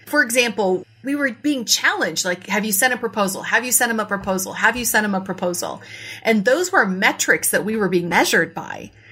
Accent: Iowa, United States; Iowa, my home state

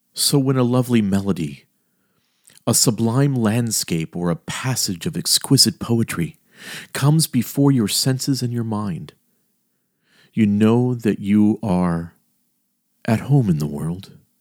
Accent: Miami, Florida, United States; also born or lived in Elkton, Maryland; my hometown of Miami, Miami of the late sixties and early seventies

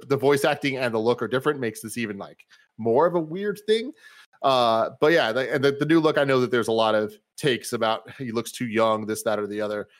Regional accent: United States; I am American

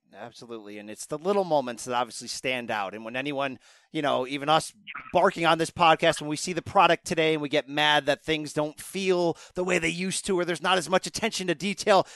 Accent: Connecticut, United States; I live in Connecticut. I grew up in Connecticut

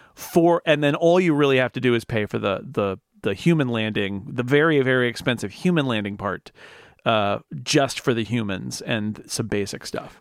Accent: near Sacramento, California, United States; I grew up sort of near Sacramento

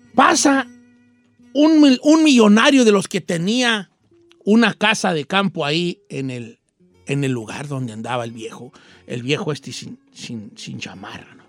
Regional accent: Michoacán, Mexico; yo soy de Michoacán

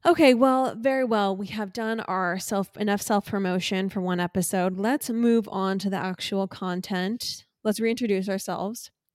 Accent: Laguna Niguel, California, United States; Chandler and I were raised in Orange County, California

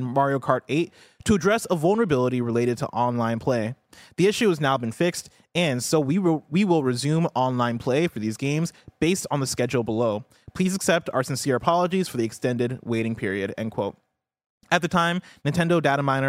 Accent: Illinois, United States; this is my hometown. This is my home state

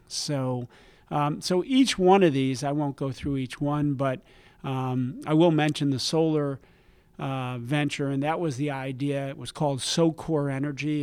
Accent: New Jersey, United States; I grew up in New Jersey

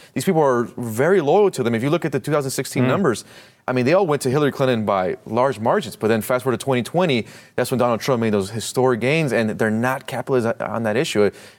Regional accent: Mexico; born there; I speak Spanish. I was born in Mexico, but I care about the same policies

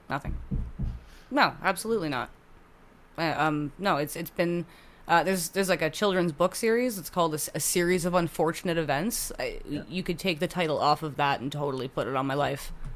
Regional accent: Hamilton, Ontario, Canada; born or raised there; also born or lived in Oakville / Burlington

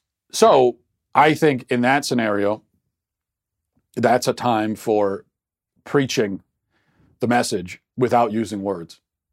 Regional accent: Philadelphia, Pennsylvania, United States; But I'm from Philadelphia.

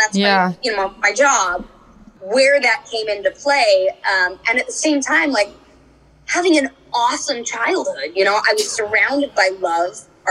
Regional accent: Orange County, California, United States; I grew up in Orange County

